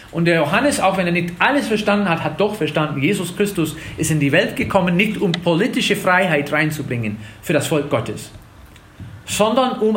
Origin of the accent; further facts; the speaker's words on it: Wisconsin, United States; in Tennessee sind die Gemeinden auch ein bisschen lebendiger als in Wisconsin, wo ich herkomme.